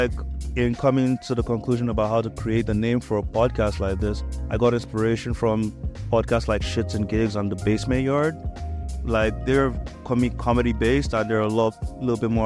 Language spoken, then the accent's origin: English; Nigeria; moved away as an adult; I was born and raised in Nigeria